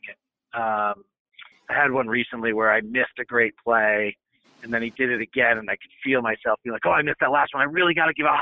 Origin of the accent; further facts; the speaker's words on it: the Bay Area, California, United States; I grew up in the Bay Area listening to Greg Papa